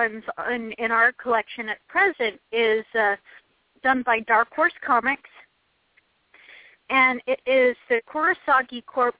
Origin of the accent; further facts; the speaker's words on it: United States; I'm American and I've been reading from left to right my entire life.